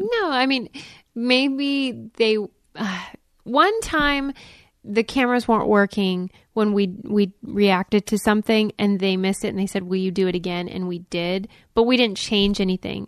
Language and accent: English; Pittsburgh, Pennsylvania, United States; I was raised in Pittsburgh